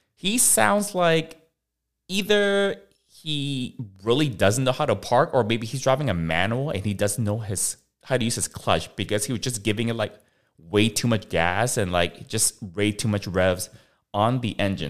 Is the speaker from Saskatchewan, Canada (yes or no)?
no; Vancouver, British Columbia, Canada; now in Los Angeles, United States; I grew up in Vancouver